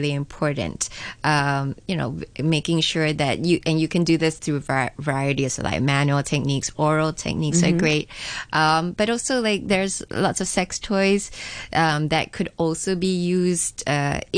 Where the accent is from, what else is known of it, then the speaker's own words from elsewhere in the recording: Singapore; I grew up in Singapore